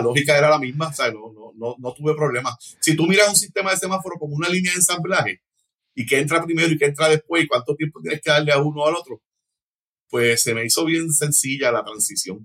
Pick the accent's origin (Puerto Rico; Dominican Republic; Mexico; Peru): Puerto Rico; Hatillo; accent: Hatillo sing-song (cantadito); also born or lived in Cataño, Puerto Rico; empecé a vivir en Atillo a los nueve años